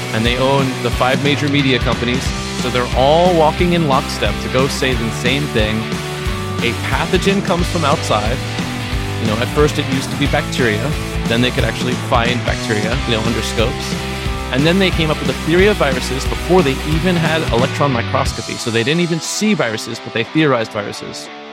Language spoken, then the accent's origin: English; New York, United States; moved away; also born or lived in Vermont; I grew up in New York